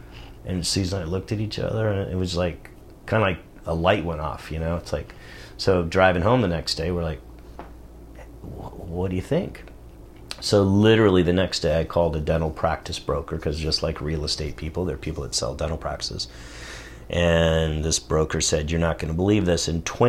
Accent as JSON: {"language": "English", "town": "Saratoga", "region": "California", "country": "United States", "tie": "born or raised there", "also_born_or_lived": "Germany", "said": "Because I grew up in Saratoga. Part of my life before Germany was over in the Silicon Valley."}